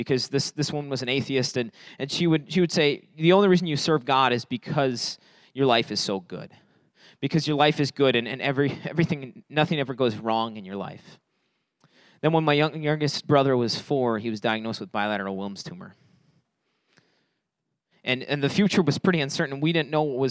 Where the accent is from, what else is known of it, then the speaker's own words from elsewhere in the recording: Fond du Lac, Wisconsin, United States; moved away as an adult; now in Beloit, United States; we're from Fond du Lac. We're from up north